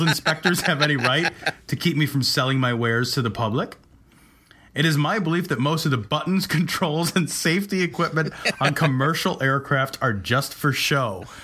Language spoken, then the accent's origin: English; Chicago, Illinois, United States; We're from Chicago, the Chicago area